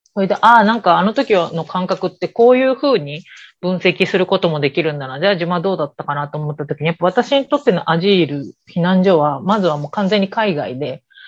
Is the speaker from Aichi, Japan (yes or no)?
no; Osaka, Japan; 私、大阪市生まれ、大阪市育ちでずっと大阪市に住んでるから